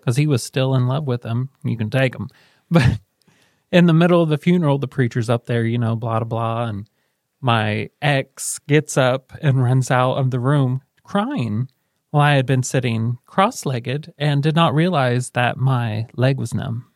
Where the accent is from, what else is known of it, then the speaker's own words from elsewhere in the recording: Selma, Indiana, United States; also born or lived in Muncie; we moved from Alec to Selma